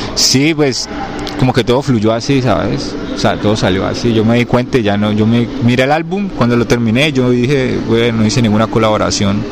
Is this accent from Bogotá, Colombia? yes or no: no; Cali, Valle del Cauca, Colombia; de donde soy de Cali, Colombia, soy colombiano